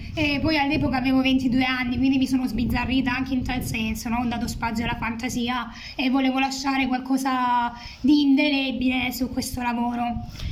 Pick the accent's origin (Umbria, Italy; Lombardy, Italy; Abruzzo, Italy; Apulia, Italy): Apulia, Italy; Lecce; also born or lived in Macerata; sono molto legata alla mia terra, amo le tradizioni leccesi, insomma salentine